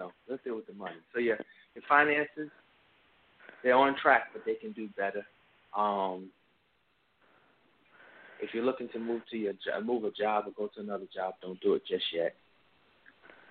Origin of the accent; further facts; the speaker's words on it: New Brunswick, New Jersey, United States; now in Peachtree Corners, United States; I'm from New Brunswick, New Jersey originally.